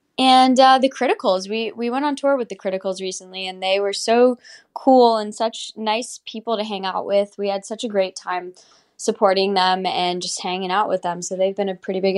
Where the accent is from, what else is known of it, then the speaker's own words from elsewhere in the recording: Boston, Massachusetts, United States; also born or lived in Spain / California / Hawaii; now in Nashville, United States; I am from Boston, Spain, California, and Hawaii. I grew up in all those places, and now I live in Nashville.